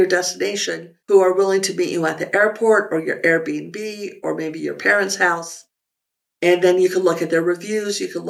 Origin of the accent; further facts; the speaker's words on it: Santa Fe, New Mexico, United States; moved away as an adult; also born or lived in Alameda, California / San Francisco, California; Santa Fe is a small town with a big town attitude. So it was really kind of great to grow up in such a beautiful place